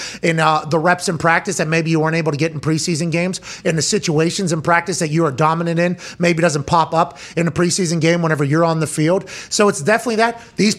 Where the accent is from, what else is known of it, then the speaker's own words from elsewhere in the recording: Pittsburgh, Pennsylvania, United States; moved away as an adult; now in Indiana, United States; At Tone Diggs from my hometown in Pittsburgh.